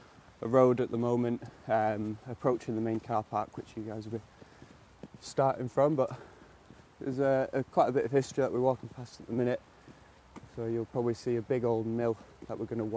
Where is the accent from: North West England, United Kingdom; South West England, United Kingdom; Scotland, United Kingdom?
North West England, United Kingdom; Oldham; we're in my hometown of Oldham.